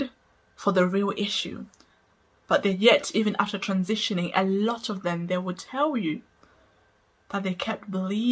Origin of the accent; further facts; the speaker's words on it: Zimbabwe; I grew up in Zimbabwe